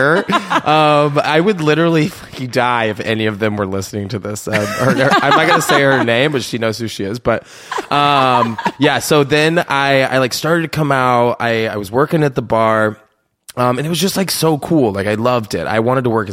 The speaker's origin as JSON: {"language": "English", "region": "Iowa", "country": "United States", "said": "I'm from Iowa"}